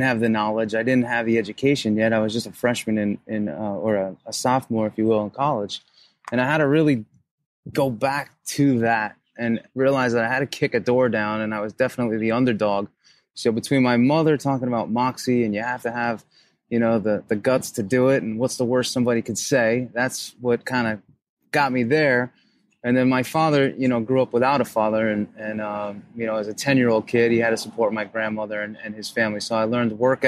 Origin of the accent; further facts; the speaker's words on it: New York, United States; growing up in New York